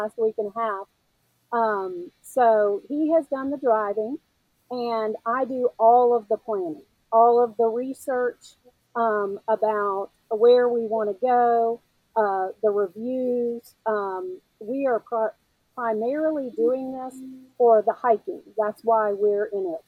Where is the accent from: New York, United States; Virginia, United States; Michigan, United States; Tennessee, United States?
Tennessee, United States; Memphis; moved away; also born or lived in South Carolina / North Carolina; as a Southeastern girl, I grew up in Memphis and I lived in South Carolina and North Carolina.